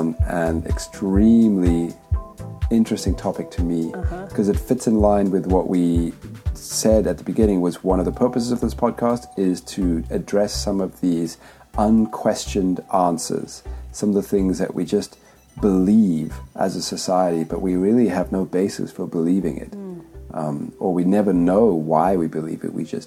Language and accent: English; Zimbabwe; now in Montreal, Canada; I grew up in Zimbabwe